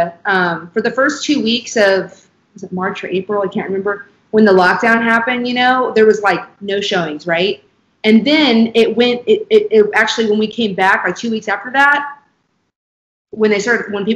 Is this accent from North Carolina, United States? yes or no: no; Kansas City, Missouri, United States; if you were born and raised in Kansas City like us